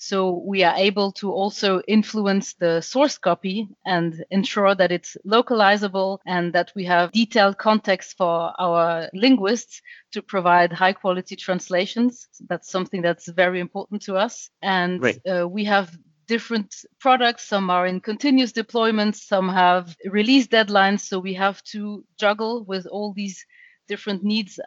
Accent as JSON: {"language": "English", "area": "Paris area", "region": "Île-de-France", "country": "France", "tie": "born or raised there", "also_born_or_lived": "Germany", "second_language": "English", "moved": "as an adult", "lives_now": "Düsseldorf, Germany", "said": "I was born and raised in France in the Paris area, but I was raised bilingual because my mother is German"}